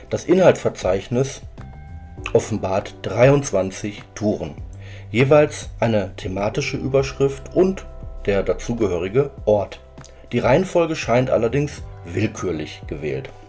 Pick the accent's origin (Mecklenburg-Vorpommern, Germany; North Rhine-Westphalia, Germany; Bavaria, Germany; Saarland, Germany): North Rhine-Westphalia, Germany; Aufgewachsen im Herzen des Ruhrgebiets, aber einen Steinwurf entfernt vom Niederrhein, betrachte ich diese besondere Landschaft mit den vielen kleinen, pittoresken Orten, den weiten Feldern und das weitläufige Grün als mindestens meine zweite Heimat